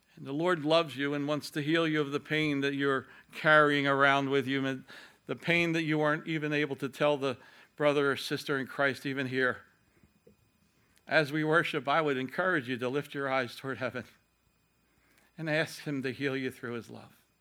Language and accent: English; Ireland